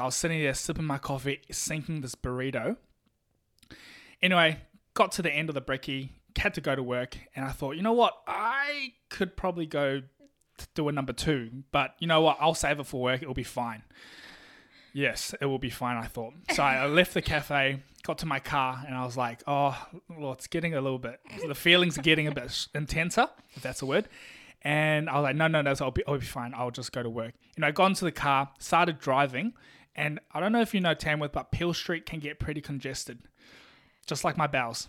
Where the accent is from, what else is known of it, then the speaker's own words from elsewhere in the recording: New Zealand; I'm from New Zealand, so you got to speak slowly for me, all right? English is not my first language